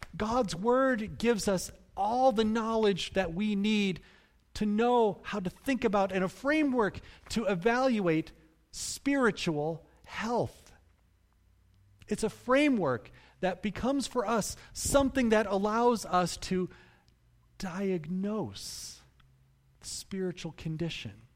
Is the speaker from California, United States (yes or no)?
no; Cutlerville, Michigan, United States; I grew up in Cutlerville